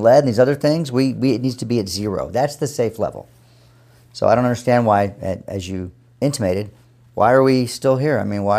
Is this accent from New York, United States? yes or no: no; San Antonio, Texas, United States; And by the way, I grew up in San Antonio, so that was just by fluke that my dad was in the military, and we ended up there